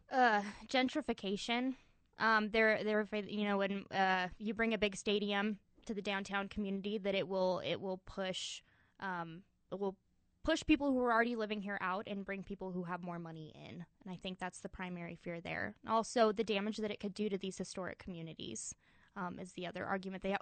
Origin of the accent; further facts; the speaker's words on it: Gallup, New Mexico, United States; Gallup, New Mexico. It's home